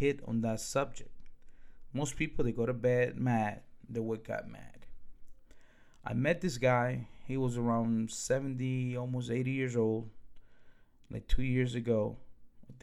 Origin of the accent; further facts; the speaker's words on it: Newark, New Jersey, United States; English is a second language; also born or lived in Dominican Republic; I grew up in Newark, New Jersey.